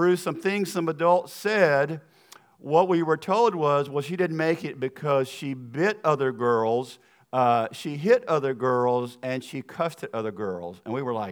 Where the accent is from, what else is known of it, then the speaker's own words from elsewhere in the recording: the South, United States; accent: Southern; my accent is going to sound like I'm from the South, because I am.